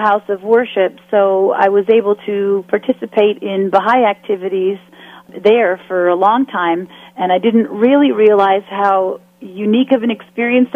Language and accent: English; Winnetka, Illinois, United States; I grew up in Winnetka, Illinois, on the North Shore of Chicago